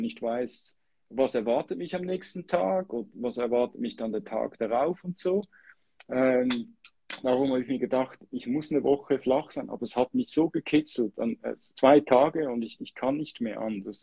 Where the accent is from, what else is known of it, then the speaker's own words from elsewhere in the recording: Switzerland; als Schweizer